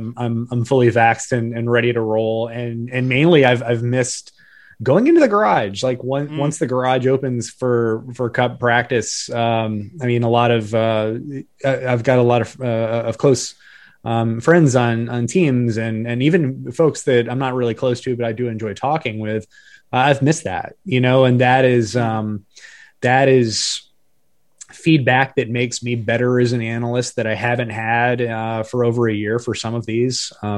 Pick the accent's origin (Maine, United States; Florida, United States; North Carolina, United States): Florida, United States; Daytona Beach; now in Charlotte, United States; I grew up in Daytona, And it really wasn't until I moved here to the Charlotte area.